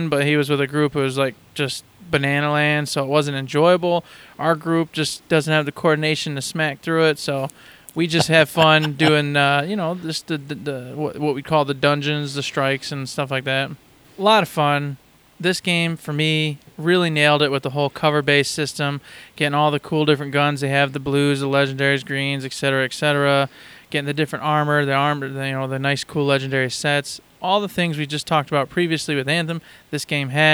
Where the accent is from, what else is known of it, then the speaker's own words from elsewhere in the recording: Michigan, United States; I'm not from Detroit whatsoever. But, right. But still, Michigan, at least, somewhere close.